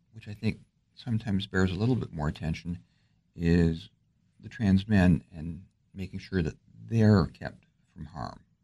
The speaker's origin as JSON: {"language": "English", "area": "just outside Detroit", "region": "Michigan", "country": "United States", "also_born_or_lived": "New York", "moved": "as an adult", "lives_now": "Alexandria, United States", "said": "I'm from just outside Detroit"}